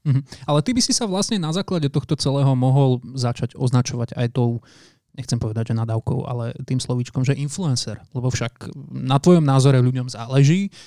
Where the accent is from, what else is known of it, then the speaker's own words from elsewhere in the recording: Žilina, Žilina Region, Slovakia; Ja pochádzam zo Žiliny